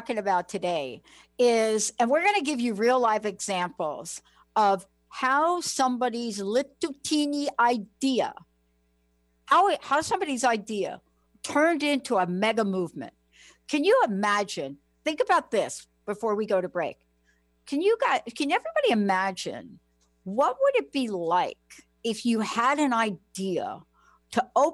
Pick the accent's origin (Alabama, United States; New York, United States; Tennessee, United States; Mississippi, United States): New York, United States; I'm from New York